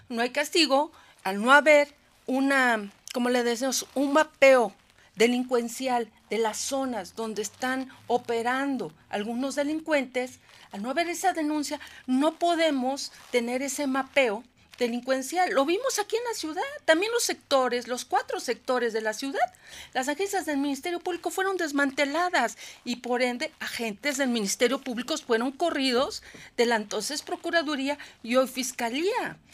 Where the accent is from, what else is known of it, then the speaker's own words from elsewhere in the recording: Puebla, Mexico; soy ciudadana poblana, Aquí vive mi familia